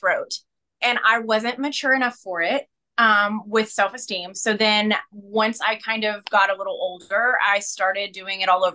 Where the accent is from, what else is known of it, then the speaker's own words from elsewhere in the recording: rural Kentucky, United States; accent: Kentucky; moved away; being someone who came from rural Kentucky, the tiniest